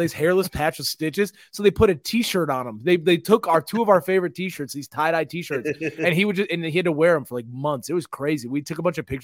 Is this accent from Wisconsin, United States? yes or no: yes; Black Creek, Wisconsin, United States; we grew up in Black Creek in a trailer